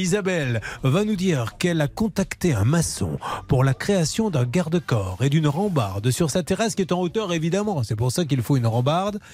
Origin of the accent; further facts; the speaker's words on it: Bordeaux, Nouvelle-Aquitaine, France; je suis bordelais